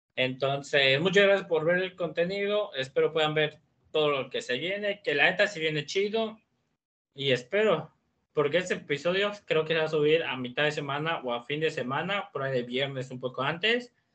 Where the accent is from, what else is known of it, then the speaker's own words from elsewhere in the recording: Mexico; somos mexicanos